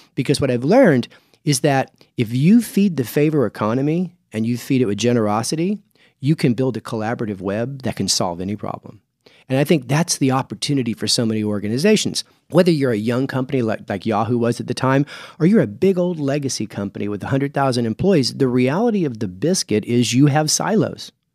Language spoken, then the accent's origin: English; Clovis, New Mexico, United States; also born or lived in Lubbock, Texas; I was born in Lubbock, raised in Clovis. That's eastern New Mexico.